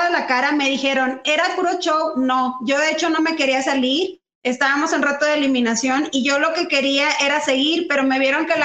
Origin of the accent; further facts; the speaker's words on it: Mexico; como todo mexicano, pues no nos queda más que trabajar